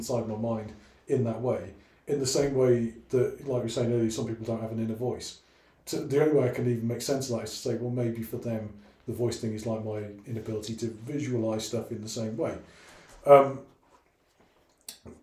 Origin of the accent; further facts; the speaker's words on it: Wales, United Kingdom; I'm Welsh by origin, you know. I was 16 before I met my first person of any colour whatsoever, other than white, well, translucent blue, because I was Welsh